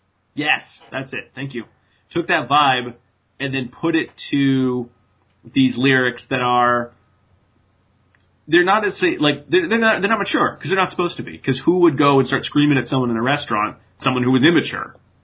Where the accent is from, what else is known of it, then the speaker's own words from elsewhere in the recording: New England, United States; I mean, I don't sound like I'm from New England and I'm from New England.